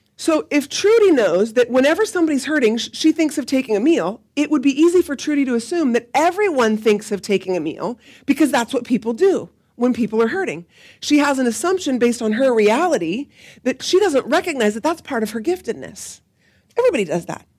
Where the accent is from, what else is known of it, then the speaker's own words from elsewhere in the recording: Salem, Oregon, United States; I grew up in the Nazarene Church, um, up the street on Market Street, and moved here to Salem Alliance when I was a sophomore